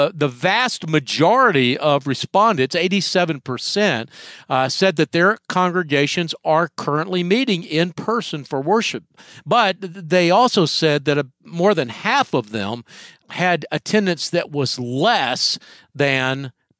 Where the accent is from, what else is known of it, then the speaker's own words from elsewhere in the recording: Atlanta, Georgia, United States; I was from Atlanta and knew the Stanleys pretty well when I was growing up.